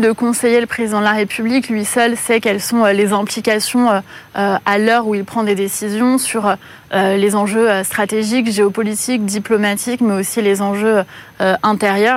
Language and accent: French; Corsica, France; en tant que Corse